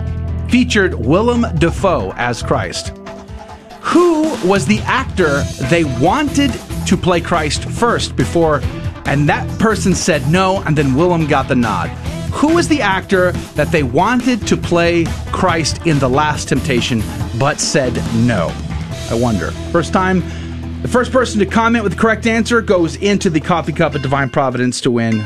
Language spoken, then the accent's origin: English; Texas, United States; I grew up in Texas